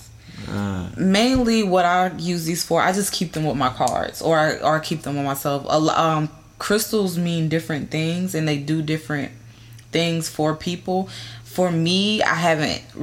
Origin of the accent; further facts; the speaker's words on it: North Carolina, United States; moved away as an adult; now in California, United States; I'm originally from North and South Carolina. I was born in South Carolina, raised in North Carolina